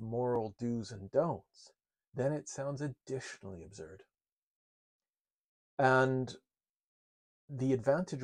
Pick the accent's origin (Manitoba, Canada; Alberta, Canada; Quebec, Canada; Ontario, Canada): Manitoba, Canada; Winnipeg; moved away as an adult; also born or lived in Montreal, Canada; I grew up in Winnipeg, Canada